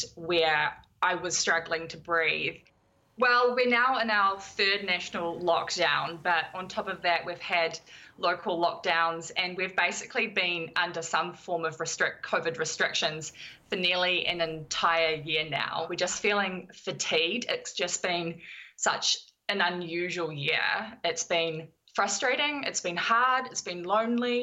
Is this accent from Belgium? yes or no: no; Auckland, New Zealand; moved away as an adult; now in London, United Kingdom; I'm from Auckland and I've been living in London in the UK for 3.5 years.